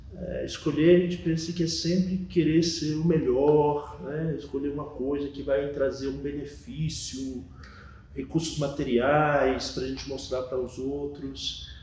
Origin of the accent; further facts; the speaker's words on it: Bahia, Brazil; also born or lived in São Paulo; sou nascido em São Paulo, mas meus pais são nordestinos da Bahia. E aí, quando eu era muito pequeno, em torno de 6, 7 anos de idade, eu me mudei de São Paulo para Bahia